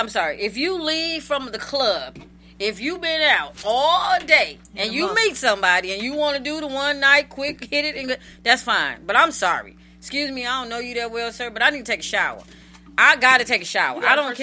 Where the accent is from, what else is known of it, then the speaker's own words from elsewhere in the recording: the South, United States; I'm from the country. I'm from the South.